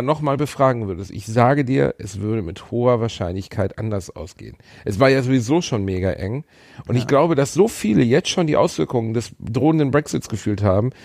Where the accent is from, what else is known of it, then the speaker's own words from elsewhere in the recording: Germany; bei uns in Deutschland